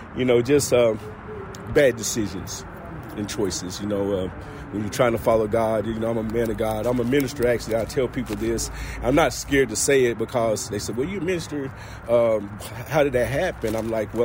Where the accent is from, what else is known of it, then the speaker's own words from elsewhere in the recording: Rockwood, Tennessee, United States; also born or lived in Rockford, Illinois / Cleveland, Ohio; now in Knoxville, United States; I was born in Rockford, Illinois, but I was raised in Rockwood, Tennessee